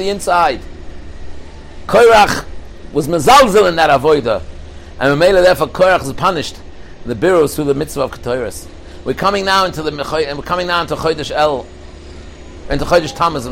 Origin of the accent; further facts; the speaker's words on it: England, United Kingdom; I'm from England